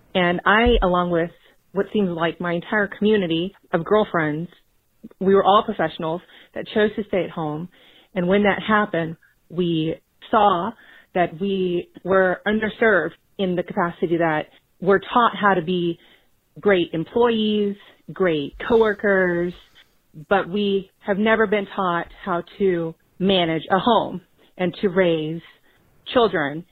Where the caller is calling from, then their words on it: Houston, Texas, United States; I'm calling from Houston, Texas